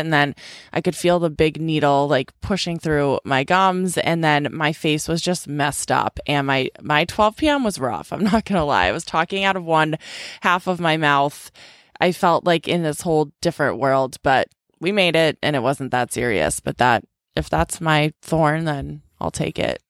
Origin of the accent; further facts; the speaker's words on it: Boston, Massachusetts, United States; also born or lived in California; my little sister moved back home to Boston